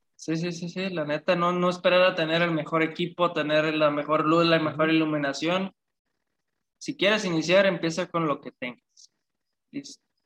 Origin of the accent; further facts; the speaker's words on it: Apatzingán, Michoacán, Mexico; yo soy de Apatzingán, Michoacán, de Michoacán